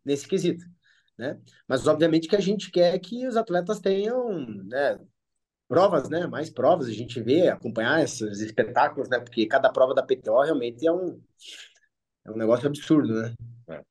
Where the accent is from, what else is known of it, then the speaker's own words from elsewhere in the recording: Brazil; eu sou brasileiro